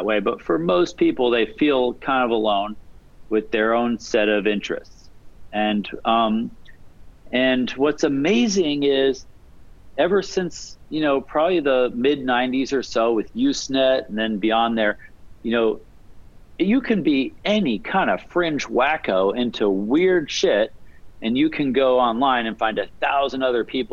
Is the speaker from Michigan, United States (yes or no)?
no; Alaska, United States; now in West Coast, United States; I grew up in Alaska, and I was interested in computers